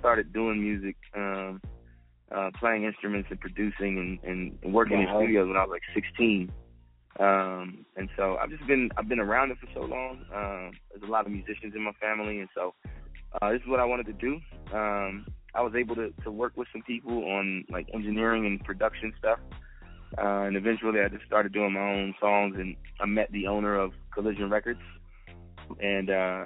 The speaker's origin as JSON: {"language": "English", "town": "Atlanta", "region": "Georgia", "country": "United States", "said": "I'm from Atlanta"}